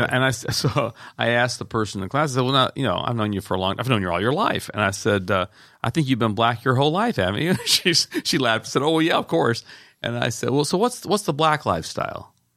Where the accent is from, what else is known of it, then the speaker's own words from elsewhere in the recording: the South, United States; I grew up in the South